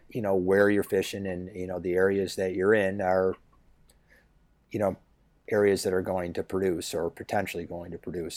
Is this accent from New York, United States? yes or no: yes; Grand Island, New York, United States; I grew up in Grand Island, which is, uh, island on the Upper Niagara River